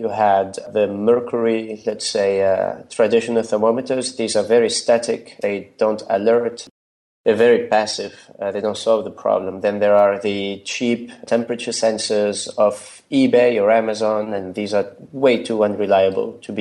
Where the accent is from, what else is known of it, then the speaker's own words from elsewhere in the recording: Tunisia; moved away as an adult; also born or lived in Germany; now in Berlin, Germany; I come from Tunisia. It's a beautiful country in North Africa